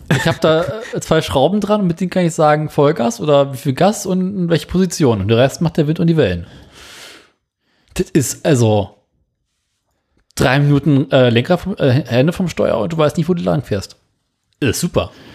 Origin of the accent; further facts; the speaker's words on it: Germany; bei uns in Deutschland